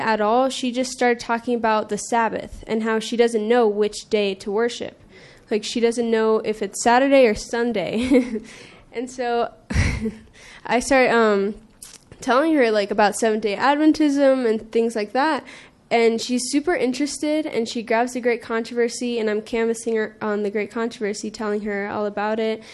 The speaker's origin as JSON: {"language": "English", "region": "California", "country": "United States", "said": "I'm from California"}